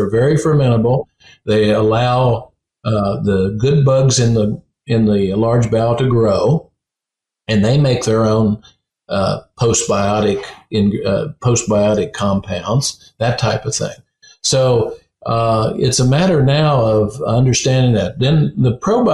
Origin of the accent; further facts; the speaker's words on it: West Virginia, United States; When I was a kid, I come from West Virginia, where the gas and oil industry are very prominent.